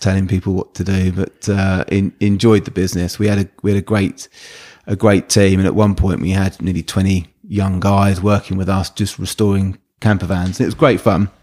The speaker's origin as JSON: {"language": "English", "town": "Brighton", "region": "South East England", "country": "United Kingdom", "tie": "born or raised there", "said": "growing up around the Brighton area"}